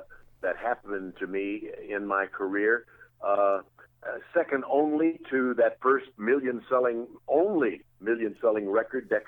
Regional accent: Jackson, Tennessee, United States; moved away; growing up in Jackson, Tennessee

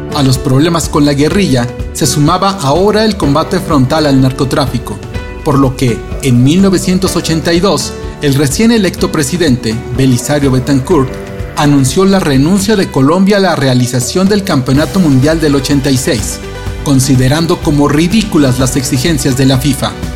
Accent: Mexico; lo que los mexicanos llamamos la venganza de Moctezuma

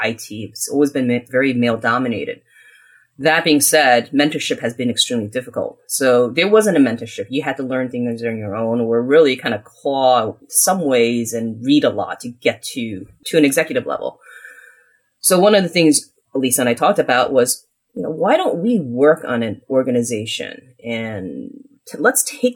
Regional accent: United States; So we were considered one of those immigrants that were literally coming here with penniless. And I grew up in the United States.

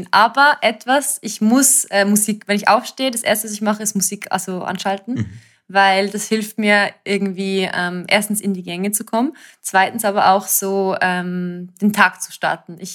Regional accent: Zurich, Switzerland; also als Zürcherin, ich meine, unsere Stadt ist sehr, sehr schön, ich liebe Zürich

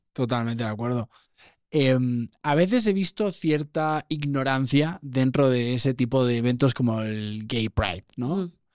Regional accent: Vilanova i la Geltrú, Catalonia, Spain; soy de Barcelona, de, una, de un pueblo que podría ser que ya casi ciudad, se llama Vilanova y la Geltrú, está al lado de Siches.

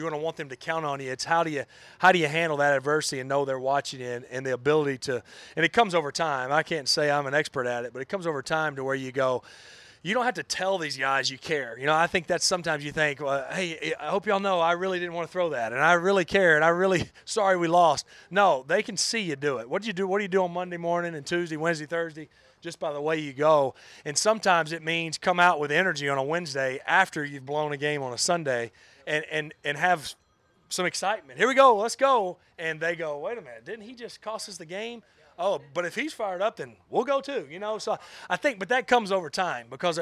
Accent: North Alabama, United States; moved away; growing up in North Alabama

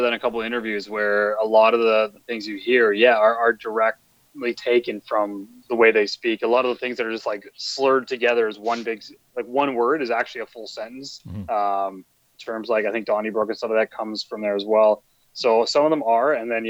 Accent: Toronto, Ontario, Canada; I'm from the Toronto area. My family's all East Coast, I've spent a lot of time out East

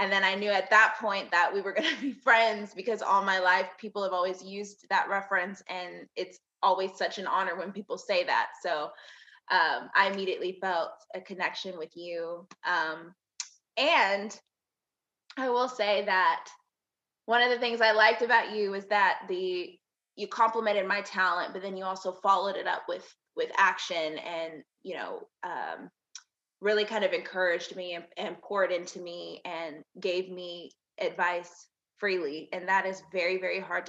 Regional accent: Texas, United States; also born or lived in Hampton, Virginia; I was born in Hampton, Virginia. I don't remember much about it because I was only there for a short amount of time. So I've spent most of my life in Texas. So I brand myself as a Texas girl.

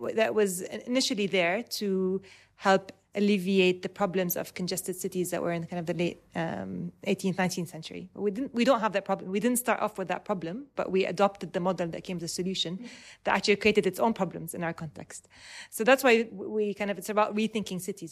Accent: Dubai, United Arab Emirates; I was, um, born and raised in Dubai

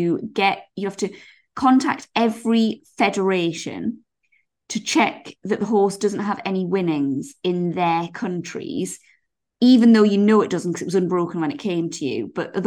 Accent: England, United Kingdom; I think I'm showing English people in a bad light.

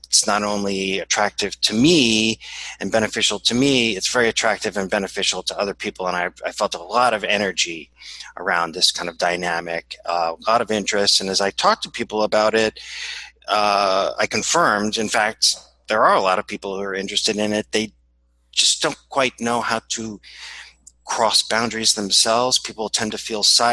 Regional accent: New Orleans, Louisiana, United States; now in New York, United States; I'm sitting in New York, which is where I'm based. And I'm originally from New Orleans.

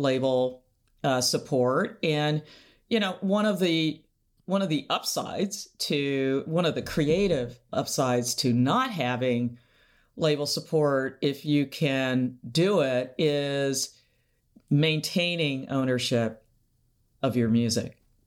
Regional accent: Seattle, Washington, United States; we're both from Seattle

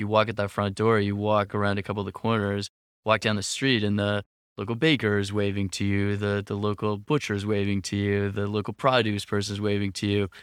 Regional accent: Canada; moved away as an adult; also born or lived in Nicaragua; now in Lisbon, Portugal; I'm Canadian

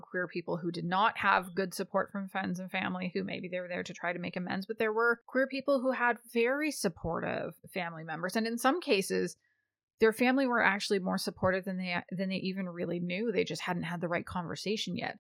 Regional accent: Canada; I'm Canadian

